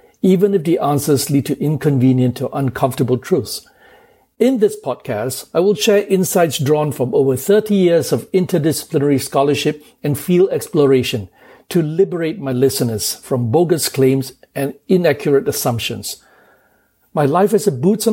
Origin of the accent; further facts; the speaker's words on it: Kuala Lumpur, Malaysia; moved away as an adult; also born or lived in England / United States; now in New York City, United States; I was born in Kuala Lumpur, Malaysia, and went to England to read law